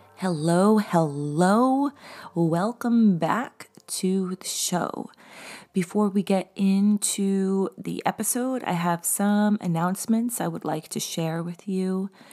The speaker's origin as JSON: {"language": "English", "area": "East Hampton area, Long Island", "region": "New York", "country": "United States", "tie": "born or raised there", "moved": "yes", "said": "I had this restaurant job in East Hampton. And so, like, and, like, I felt like an outsider in my hometown 'cause I hadn't been there in so long"}